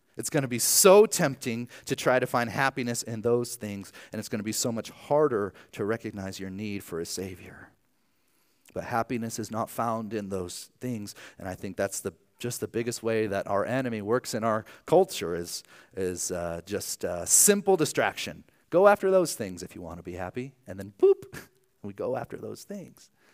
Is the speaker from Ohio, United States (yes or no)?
yes; Archbold, Ohio, United States; moved away; my hometown of, of Archbold, Ohio